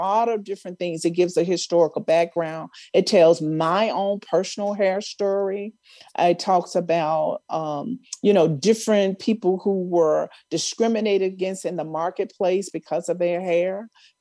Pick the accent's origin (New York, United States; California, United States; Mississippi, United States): Mississippi, United States; Mound Bayou; moved away; I grew up in Mount Bayou, Mississippi, which is a historically Black town